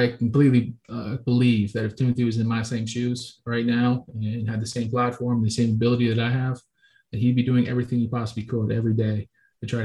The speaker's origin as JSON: {"language": "English", "region": "Florida", "country": "United States", "tie": "born or raised there", "moved": "as an adult", "said": "We're from Florida"}